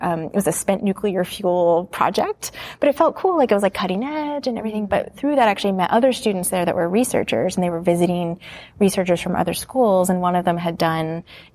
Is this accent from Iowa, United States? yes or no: no; Ohio, United States; moved away; I grew up in the Midwest in Ohio